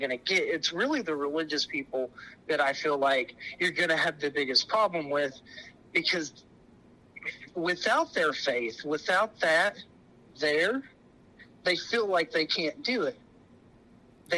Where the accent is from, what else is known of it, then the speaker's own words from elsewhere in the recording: Texas, United States; growing up in Texas in the Bible Belt